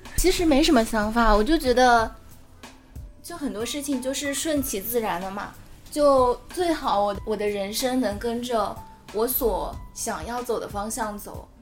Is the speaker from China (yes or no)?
yes; Jinhua, Zhejiang, China; 我是金华人